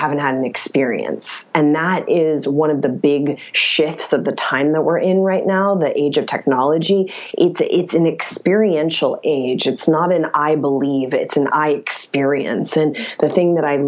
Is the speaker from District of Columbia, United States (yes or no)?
no; West Virginia, United States; now in Los Angeles, United States; I'm a girl from West Virginia